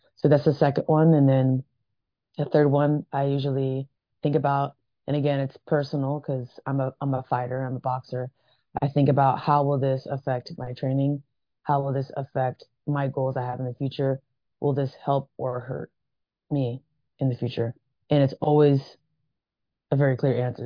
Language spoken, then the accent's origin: English; Vancouver, Washington, United States; moved away as an adult; also born or lived in Atlanta, Georgia; When I was around seven years old, moved to Vancouver, Washington. Grew up there most of my uh, early childhood